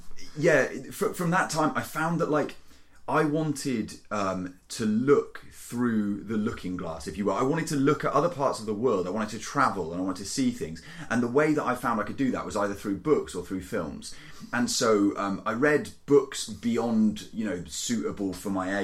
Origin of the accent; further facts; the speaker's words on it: Cheltenham, South West England, United Kingdom; also born or lived in South Korea / Canada; Cheltenham, which is this town and my hometown where I grew up